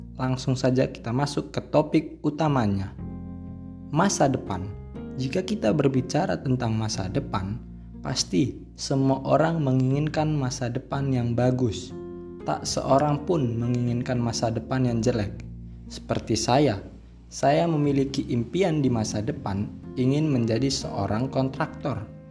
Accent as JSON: {"language": "Indonesian", "town": "Medan", "region": "North Sumatra", "country": "Indonesia", "moved": "as an adult", "lives_now": "Lampung, Indonesia", "said": "saya berasal dari Medan, Sumatera Utara"}